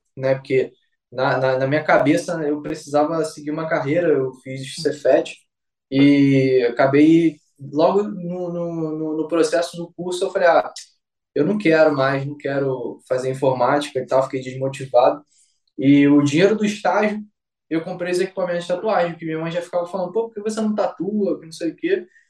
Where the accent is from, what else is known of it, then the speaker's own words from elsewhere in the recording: Rio de Janeiro, Brazil; sou aqui de Vila Valqueira, Rio de Janeiro